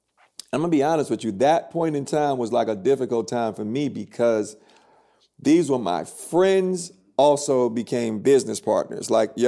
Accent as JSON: {"language": "English", "town": "New York City", "region": "New York", "country": "United States", "said": "Yeah, I'm from the city."}